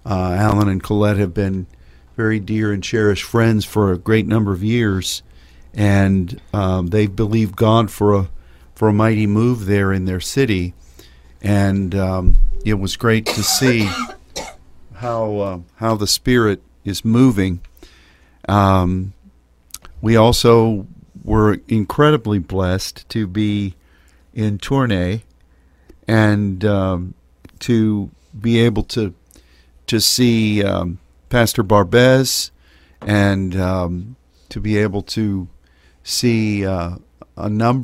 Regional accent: France; accent: French; English is a second language; That's my crazy French accent, which always sets Sylvie to giggling.

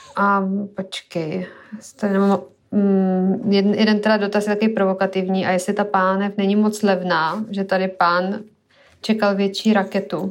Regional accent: Syria; moved away; jsem vyrůstala v Sýrii

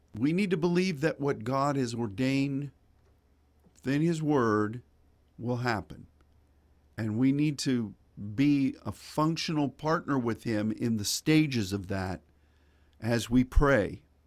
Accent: Pittsburgh, Pennsylvania, United States; moved away; I grew up in Pittsburgh, Pennsylvania

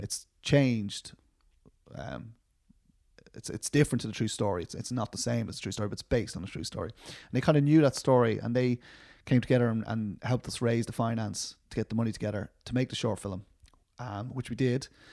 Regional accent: Dublin, Leinster, Ireland; I'm from Dublin.

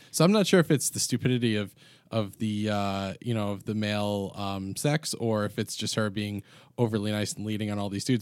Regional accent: New York, United States; we're all from New York here

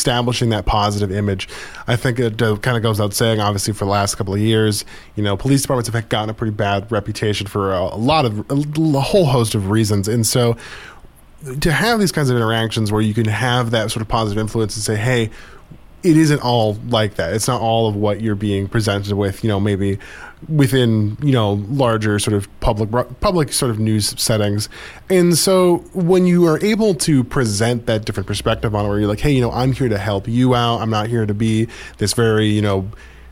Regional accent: Anchorage, Alaska, United States; now in Juneau, United States; I grew up in Anchorage

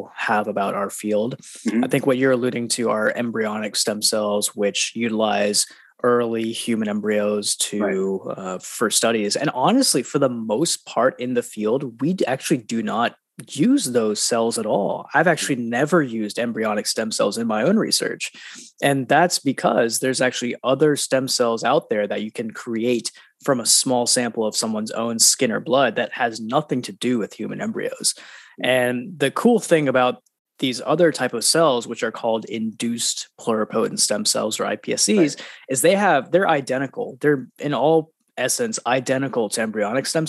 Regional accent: Huntsville, Alabama, United States; also born or lived in India; So I was born in India, actually, and I didn't spend too much time there. My family actually moved to Huntsville, Alabama, Rocket City, USA, when I was 2 years old

